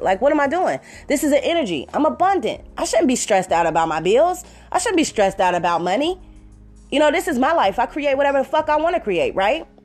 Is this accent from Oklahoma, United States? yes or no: no; Cincinnati, Ohio, United States; I'm from Cincinnati